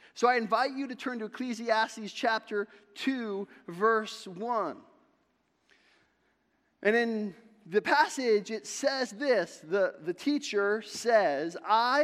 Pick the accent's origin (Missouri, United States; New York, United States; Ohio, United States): Ohio, United States; Sandusky; I grew up in Sandusky, Ohio